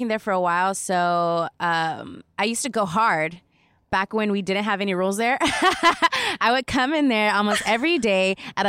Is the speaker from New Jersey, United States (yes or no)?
no; Orange County, California, United States; I'm from Orange County, California.